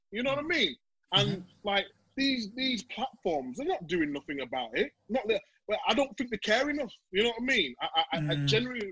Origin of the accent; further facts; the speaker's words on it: Leeds, Yorkshire and the Humber, United Kingdom; I'm from Leeds, from Chapeltown